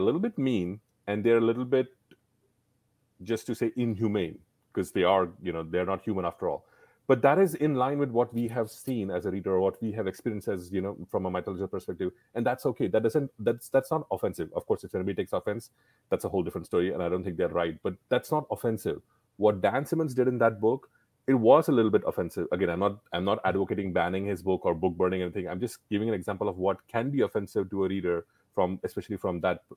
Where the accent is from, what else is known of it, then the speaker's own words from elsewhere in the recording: India; as an Indian